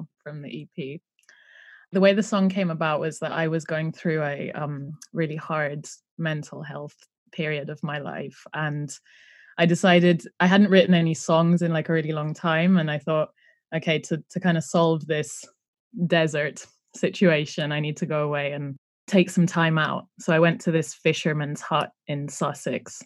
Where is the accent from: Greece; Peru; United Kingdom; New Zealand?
Greece; my dad is Greek. I grew up in Greece